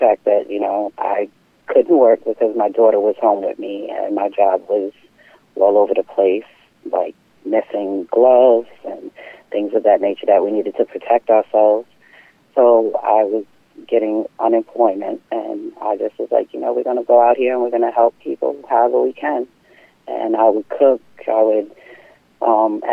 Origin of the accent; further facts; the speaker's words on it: Deer Park, New York, United States; also born or lived in Bay Shore, New York; I grew up on Long Island in Deer Park